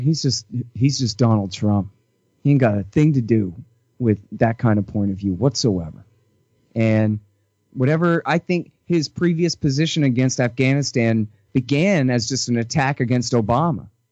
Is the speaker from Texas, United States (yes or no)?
yes; Texas, United States; I'm from Texas